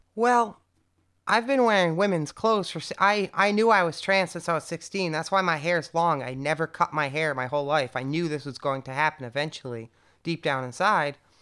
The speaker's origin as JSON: {"language": "English", "region": "Connecticut", "country": "United States", "tie": "born or raised there", "moved": "yes", "lives_now": "Berlin, Germany", "said": "if I was born in San Francisco, rather than Connecticut"}